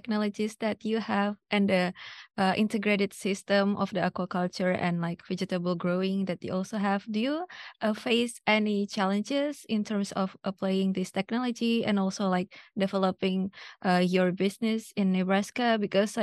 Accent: Indonesia; moved away; I'm from Indonesia

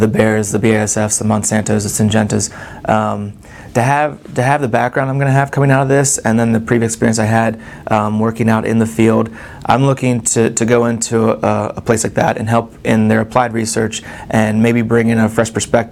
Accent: Maryland, United States; moved away as an adult; also born or lived in Pennsylvania; now in Lincoln, Nebraska, United States; I'm originally from Maryland

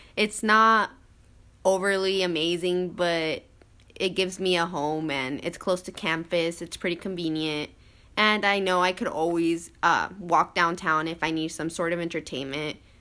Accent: Lexington, Nebraska, United States; moved away as an adult; now in Lincoln, United States; I am originally from Lexington, Nebraska, which is about two and a half hours away from Lincoln.

